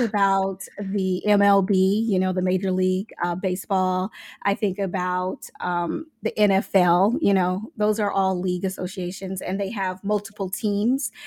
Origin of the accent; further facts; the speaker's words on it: Omaha, Nebraska, United States; I'm from Omaha, Nebraska.